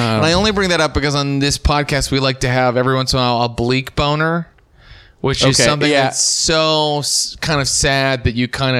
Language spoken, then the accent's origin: English; Morgantown, West Virginia, United States; I grew up in Morgantown, West Virginia, about an hour and a half away.